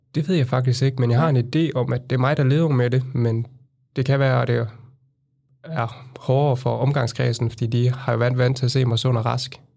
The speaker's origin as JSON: {"language": "Danish", "town": "Randers", "region": "Central Denmark Region", "country": "Denmark", "tie": "born or raised there", "moved": "as an adult", "lives_now": "Copenhagen, Denmark"}